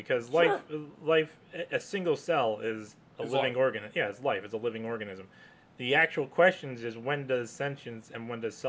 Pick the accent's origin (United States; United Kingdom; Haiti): United Kingdom; England; Now, of course, we're doing this in English because we're English, primarily English-speaking people.